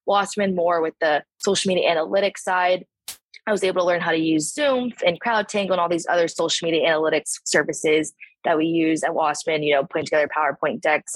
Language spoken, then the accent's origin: English; California, United States; moved away as an adult; also born or lived in Chicago; now in Miami, United States; I'm from California.